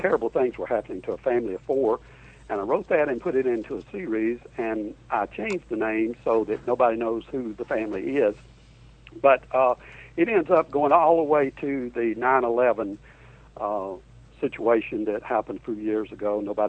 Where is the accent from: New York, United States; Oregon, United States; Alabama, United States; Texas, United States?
Alabama, United States; now in Orlando, United States